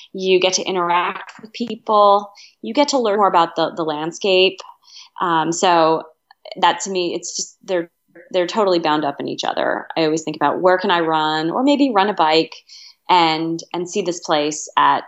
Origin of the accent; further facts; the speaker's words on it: Reading, Pennsylvania, United States; I grew up in Reading, Pennsylvania, which is in southeastern Pennsylvania, kind of near Philadelphia.